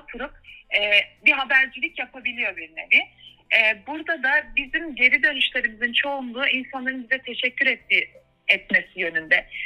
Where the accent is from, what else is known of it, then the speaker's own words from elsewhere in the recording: Freiburg, Baden-Württemberg, Germany; moved away as an adult; also born or lived in Turkey; now in Berlin, Germany; Almanya Freiburg doğumlu. Almanya'nın Baden-Württemberg eyaletinde doğdum, büyüdüm.